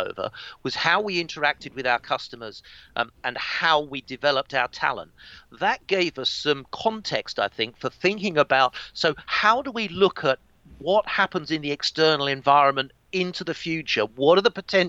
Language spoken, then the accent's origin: English; East Kent, South East England, United Kingdom; I grew up in East Kent in England, around about 70 miles from London